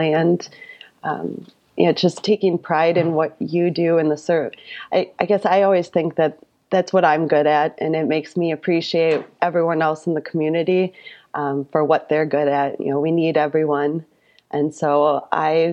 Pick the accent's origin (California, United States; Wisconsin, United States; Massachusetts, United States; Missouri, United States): Wisconsin, United States; Royalton; accent: thick Wisconsin; also born or lived in Madison, Wisconsin; I am a fifth generation farmer here in rural Wapaka County. I was born in the same farmhouse as my grandfather on the other side of Royalton.